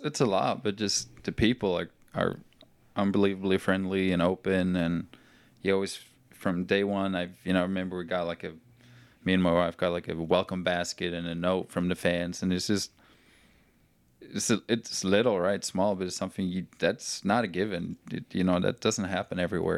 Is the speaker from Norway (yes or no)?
yes; Norway; moved away as an adult; now in Chattanooga, United States; I'm from Norway.